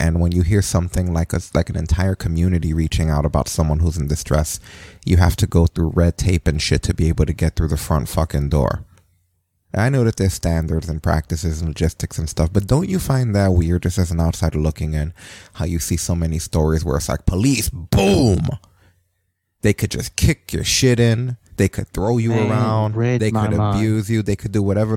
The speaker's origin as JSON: {"language": "English", "region": "New York", "country": "United States", "said": "as a New Yorker"}